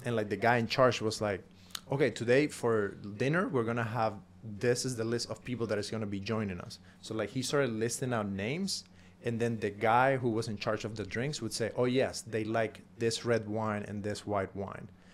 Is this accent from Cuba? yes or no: yes; Cuba; now in United States; I'm coming from Cuba.